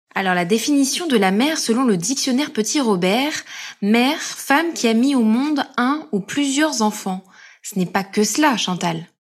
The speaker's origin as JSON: {"language": "French", "area": "Corrèze", "region": "Nouvelle-Aquitaine", "country": "France", "moved": "yes", "lives_now": "Paris, France", "said": "Je suis originaire de Corrèze et je vis à Paris depuis 2015"}